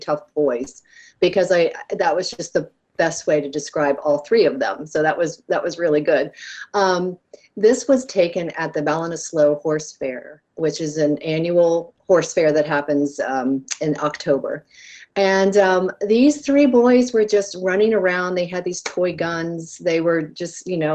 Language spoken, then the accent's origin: English; United States; I come from America